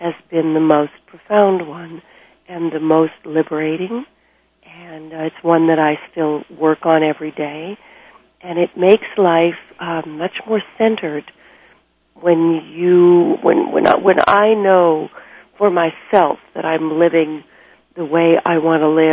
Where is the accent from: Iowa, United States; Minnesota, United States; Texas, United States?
Minnesota, United States; moved away; also born or lived in New York City; I was raised in Minnesota, and I was actually born in New York City, but I was raised with the Minnesota sensibilities